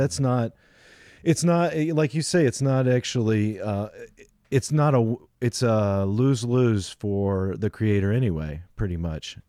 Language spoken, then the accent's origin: English; United States; being an American